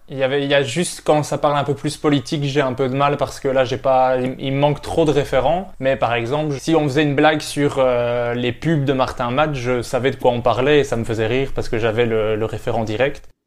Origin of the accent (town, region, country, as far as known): Belgium